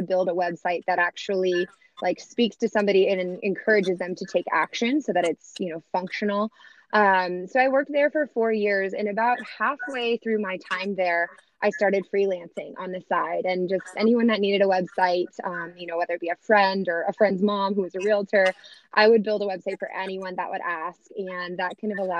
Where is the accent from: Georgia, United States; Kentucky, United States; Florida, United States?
Florida, United States; Orlando; moved away as an adult; now in Lynchburg, United States; I was born and raised in Orlando, Florida, and then I ended up coming to Virginia to go to Liberty University